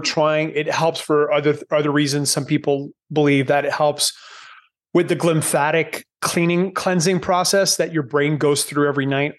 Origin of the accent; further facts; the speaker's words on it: Canada; moved away as an adult; now in Panama; growing up in Canada